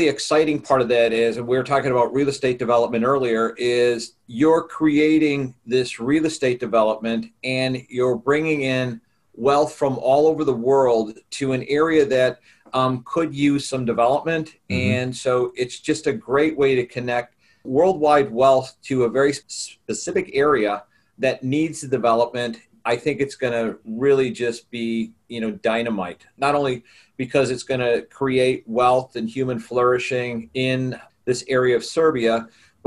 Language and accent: English; Chicago, Illinois, United States; I'm from Chicago, Illinois in the U.S.